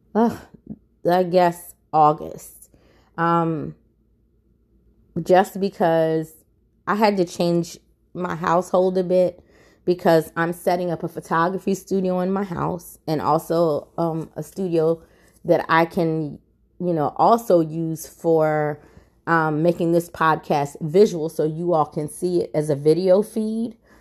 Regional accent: United States; I'm an American

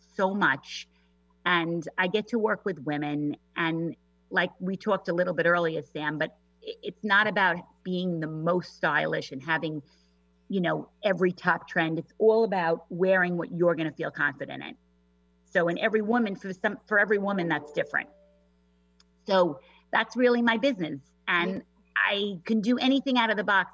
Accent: New York, United States; accent: New York; moved away as an adult; now in Washington, United States; I'm a native New Yorker, if you couldn't tell from my accent

